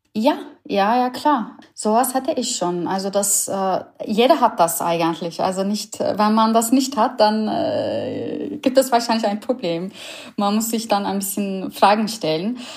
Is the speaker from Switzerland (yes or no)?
no; Istanbul, Turkey; German is a second language; moved away as an adult; also born or lived in Berlin, Germany; now in Germany; Ich, ich komme ursprünglich aus Istanbul. Ich bin eine Ur-Istanbulerin